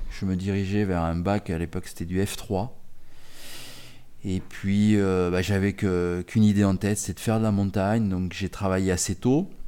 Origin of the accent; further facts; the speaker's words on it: Paris suburbs, Île-de-France, France; also born or lived in Saint-Gaudens, Comminges, Pyrenees; Et j'ai très rapidement suivi mes parents. C'était l'exode du début des années 60 donc j'ai vécu quasiment 17 euh, ans euh, en banlieue euh, parisienne. D'accord. Donc dans le 92 exactement. Courbevoie, Colombes, Bois-Colombes.